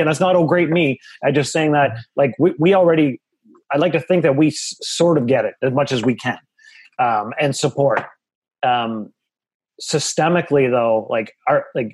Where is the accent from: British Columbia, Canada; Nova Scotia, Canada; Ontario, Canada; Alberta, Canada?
Ontario, Canada; Toronto; also born or lived in Whitby, Ontario / East York, Toronto; I grew up in West Hill and then Whitby in my high school years.